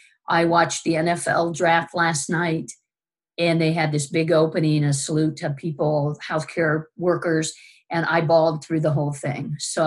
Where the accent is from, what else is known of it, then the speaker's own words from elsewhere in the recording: Omaha, Nebraska, United States; moved away as an adult; now in Illinois, United States; I'm originally from Nebraska. I was born in Omaha, Nebraska. I'm a proud Nebraskan, but very grateful to be here at the University of Illinois.